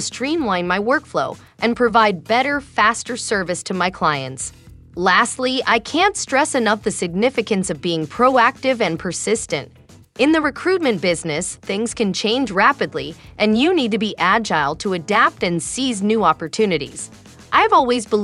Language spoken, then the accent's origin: English; India; moved away as an adult; now in Southern California, United States; I moved to the US from India